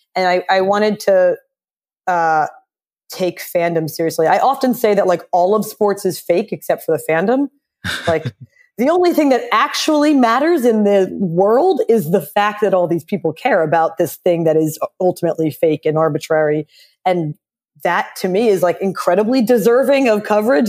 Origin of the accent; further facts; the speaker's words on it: Philadelphia, Pennsylvania, United States; I grew up in Philly